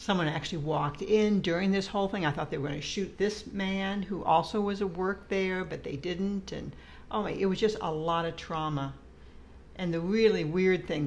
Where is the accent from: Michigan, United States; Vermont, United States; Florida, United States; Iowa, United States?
Iowa, United States; Des Moines; moved away as an adult; I came from Des Moines, Iowa